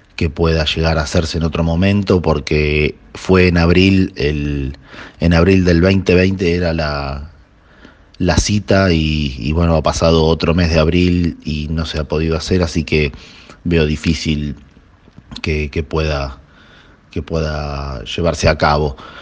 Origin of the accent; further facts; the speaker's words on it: Buenos Aires, Argentina; soy de Buenos Aires, de Capital Federal, eh, nacido acá, porteño de nacimiento